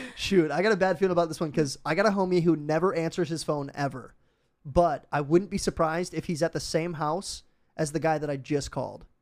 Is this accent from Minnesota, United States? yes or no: yes; Minnesota, United States; I'm from Minnesota